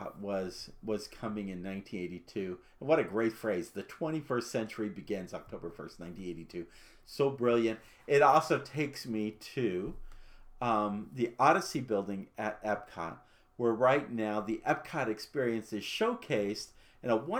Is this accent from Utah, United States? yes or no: no; Arizona, United States; I am from Arizona, and so I have a great pride for my home state